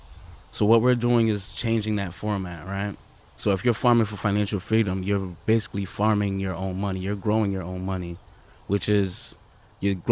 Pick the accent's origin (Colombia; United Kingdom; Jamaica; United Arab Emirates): Jamaica; now in Bridgeport, United States; I grew up in Jamaica, so that's where we eat off the land.